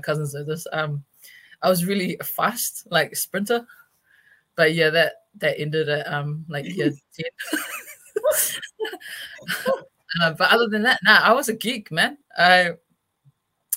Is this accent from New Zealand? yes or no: yes; Auckland, New Zealand; I'm from West Auckland